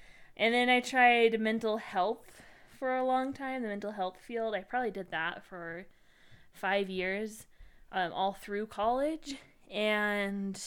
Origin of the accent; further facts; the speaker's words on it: Utah, United States; We are both from Utah